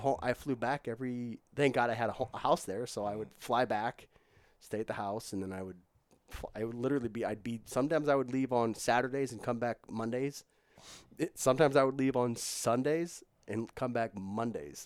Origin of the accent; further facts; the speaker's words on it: St. Louis, Missouri, United States; it's my hometown